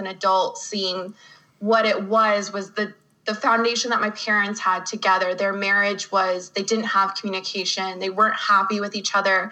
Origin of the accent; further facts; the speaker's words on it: Phoenix, Arizona, United States; I grew up in Phoenix, Arizona. I was born and raised there